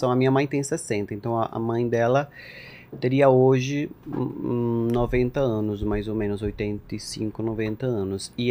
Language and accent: Portuguese; Minas, Lavalleja, Uruguay; also born or lived in José Ignacio; Eu, eu nasci cresci em Minas e morei, morei um pouquinho em José Inácio